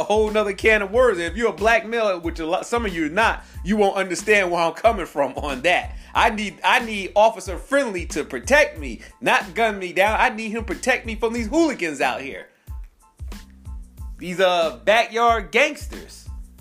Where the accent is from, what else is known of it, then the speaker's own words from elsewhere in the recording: Spring Valley, New York, United States; I was raised in Spring Valley, New York, Ramapo High School, and Pomona Junior High